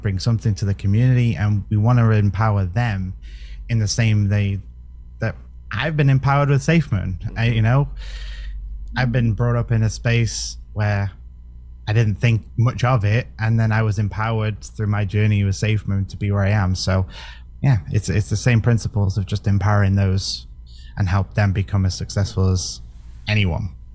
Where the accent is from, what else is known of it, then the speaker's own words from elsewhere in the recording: United Kingdom; I'm British